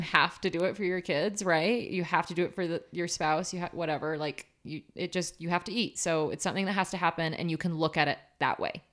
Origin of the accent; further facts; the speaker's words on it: Portland, Oregon, United States; now in Utah, United States; growing up in Portland, it doesn't snow that much.